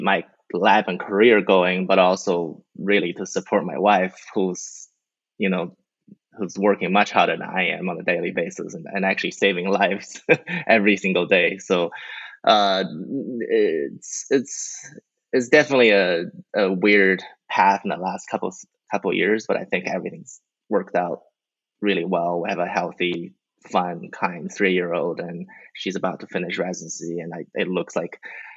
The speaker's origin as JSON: {"language": "English", "country": "New Zealand", "tie": "born or raised there", "also_born_or_lived": "China / Australia / Stanford, United States / Kentucky, United States", "moved": "as an adult", "lives_now": "Florida, United States", "said": "I'm Chinese. I grew up in New Zealand"}